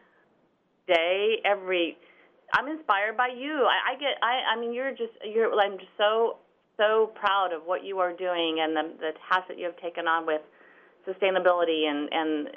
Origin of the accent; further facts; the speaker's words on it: St. Louis, Missouri, United States; now in Overland Park, United States; I grew up close. I grew up in St. Louis, 4 hours away.